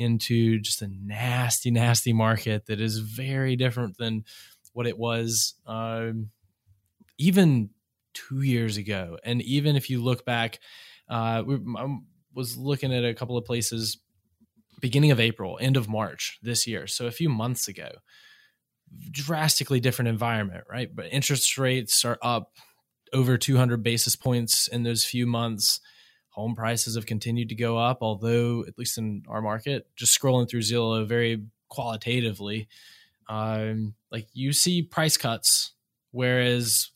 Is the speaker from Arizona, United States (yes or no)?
no; Murrells Inlet, South Carolina, United States; now in Greenville, United States; I grew up on the coast of South Carolina and very different, growing up in a tourism focused town, right? Like it's a beach town, Myrtle Beach area. I grew up in Myrtle's Inlet, just south of there